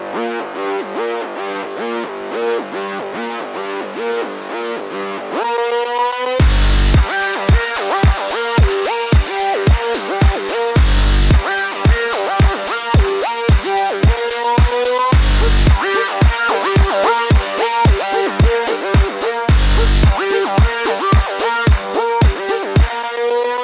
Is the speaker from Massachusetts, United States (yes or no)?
yes; Boston, Massachusetts, United States; now in Colorado, United States; I'm just getting back from Boston, my hometown